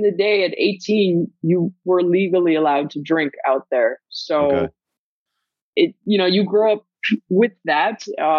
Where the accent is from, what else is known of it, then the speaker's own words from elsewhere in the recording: Germany; moved away; also born or lived in Guam; So I'm originally from Germany. My dad got stationed out there. Met my mom, you know, got married, had kids, got divorced. My mom decided to move us to Guam.